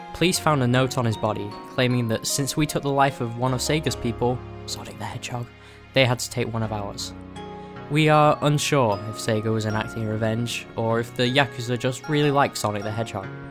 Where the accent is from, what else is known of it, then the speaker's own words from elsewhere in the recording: United Kingdom; we're both British